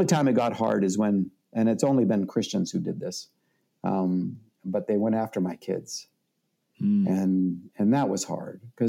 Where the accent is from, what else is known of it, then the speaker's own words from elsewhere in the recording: Canada; I'm Canadian